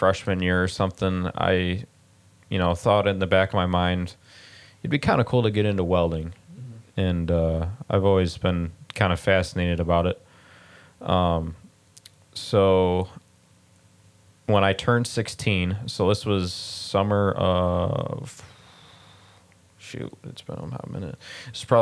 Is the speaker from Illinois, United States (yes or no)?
yes; Plano, Illinois, United States; also born or lived in Sandwich, Illinois; I grew up in Plano, and then we moved to Sandwich, and we've been there ever since